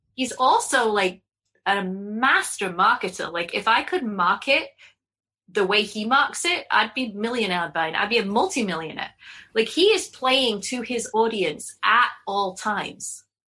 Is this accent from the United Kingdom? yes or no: yes; England, United Kingdom; now in Connecticut, United States; as an English person